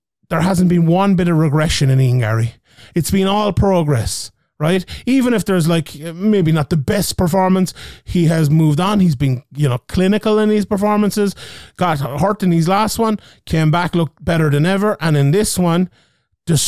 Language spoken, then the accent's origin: English; Ireland; we're Irish